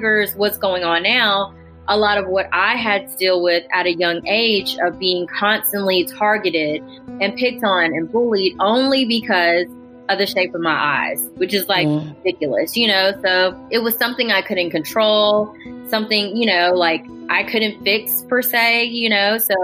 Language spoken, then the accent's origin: English; Jackson, Mississippi, United States; also born or lived in Seoul, South Korea; I only knew two other Asian people growing up in Jackson